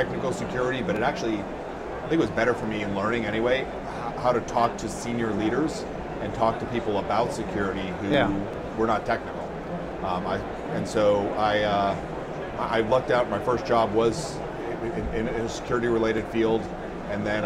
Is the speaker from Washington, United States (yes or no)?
no; Massachusetts, United States; moved away as an adult; also born or lived in Colorado Springs / Texas / Maryland; I grew up in Massachusetts.